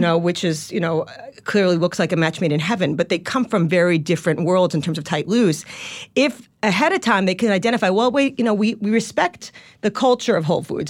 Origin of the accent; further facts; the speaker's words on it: Long Island, New York, United States; accent: Long Island; moved away; a sheltered Long Island kid